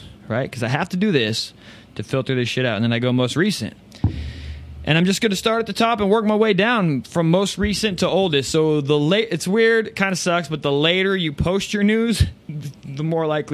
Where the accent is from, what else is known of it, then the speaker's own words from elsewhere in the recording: Phoenix, Arizona, United States; I'm from Phoenix, Arizona